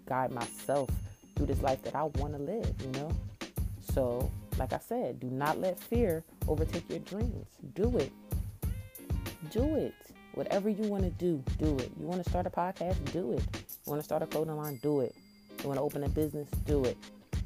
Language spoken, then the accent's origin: English; Trenton, New Jersey, United States; I'm from Trenton, New Jersey